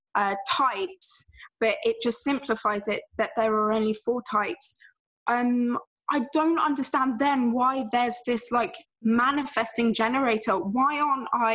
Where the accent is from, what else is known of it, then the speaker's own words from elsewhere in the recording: England, United Kingdom; I'm from England